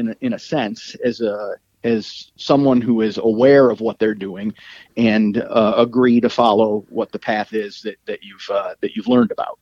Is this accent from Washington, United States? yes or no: no; Tully, New York, United States; I was born and raised in Tully, New York, which is about 20 minutes south of Syracuse, New York